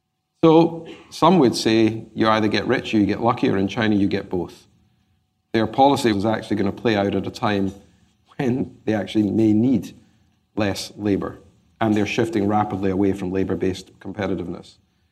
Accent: Glasgow, Scotland, United Kingdom; Well, growing up in Glasgow, you learn to be an optimist.

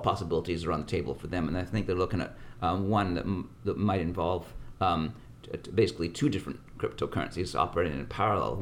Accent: Canada; now in United States; I come from Canada, so I come from a country where it's really slick and money changes hands really fast

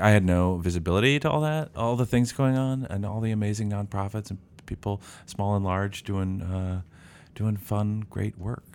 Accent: St. Louis, Missouri, United States; moved away as an adult; also born or lived in Illinois; now in Columbus, United States; I'm from Saint Louis, Missouri

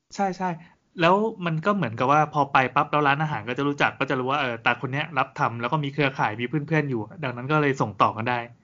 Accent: Thailand; เราเป็นคนไทย

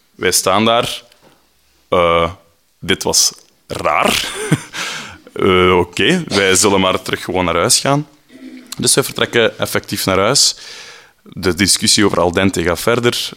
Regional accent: Flanders, Belgium; now in Brussels, Belgium; Ik ben een Vlaming in Brussel en mijn Frans is niet heel goed

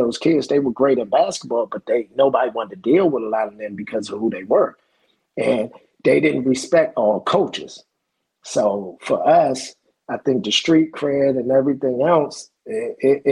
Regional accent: Palmer Park, Maryland, United States; I'm from Palmer Park, D.C., DMV.

